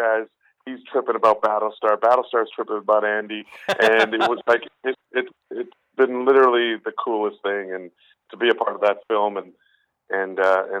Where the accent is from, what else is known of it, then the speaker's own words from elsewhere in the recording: Winnipeg, Manitoba, Canada; I'm from Winnipeg, Manitoba, and we were playing a bar in Winnipeg